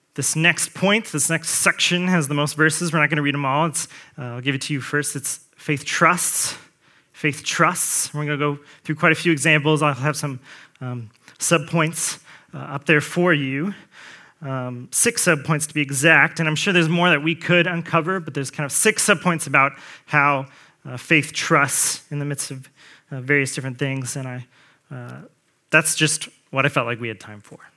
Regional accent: Colts territory, Indiana, United States; I grew up in Colts territory

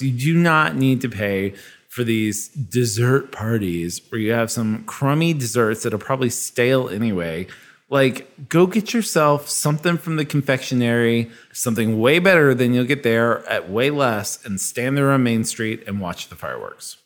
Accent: Kansas, United States; moved away; I grew up in Kansas where we would go to Worlds of Fun as our little theme park

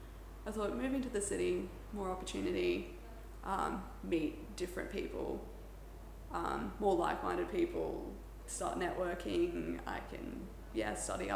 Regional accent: Port Douglas, Queensland, Australia; Port Douglas.

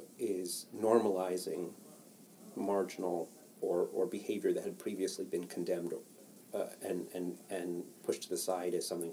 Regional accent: Baltimore, Maryland, United States; so I grew up in Baltimore

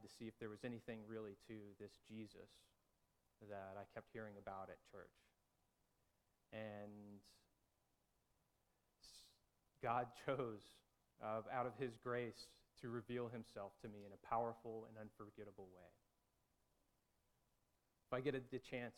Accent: Texas, United States; moved away as an adult; also born or lived in Dallas, Texas; now in Georgia, United States; I grew up in Texas, going to an Anglican church

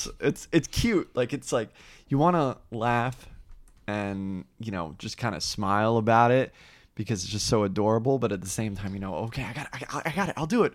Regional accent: New Jersey, United States; He lives out in Seattle now, but he was a great friend of mine when I grew up in New Jersey.

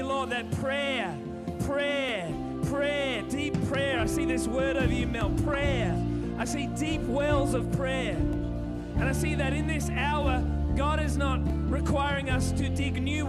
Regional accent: Sydney, New South Wales, Australia; I'm from Sydney

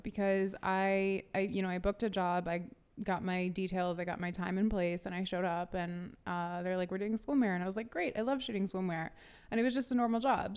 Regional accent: St. Louis, Missouri, United States; also born or lived in Atlanta, Georgia / New York; we moved to Saint Louis, um, right before I started fifth grade. And I lived in Saint Louis through high school

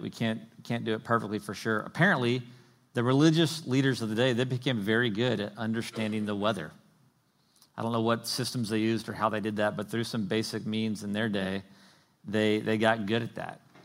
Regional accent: the South, United States; I grew up in the South

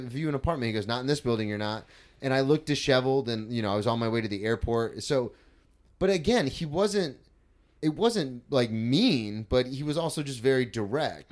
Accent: Florida, United States; I grew up in Florida my whole life

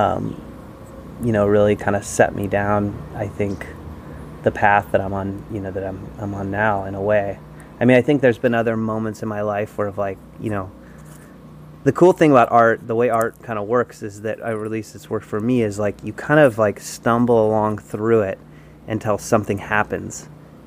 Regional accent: Los Angeles, California, United States; I grew up in Southern California, and I grew up in the South Bay of Los Angeles

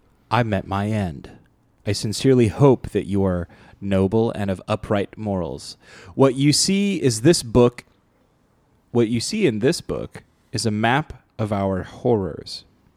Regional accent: Canada; guys, I'm Canadian, but I know this about the United States.

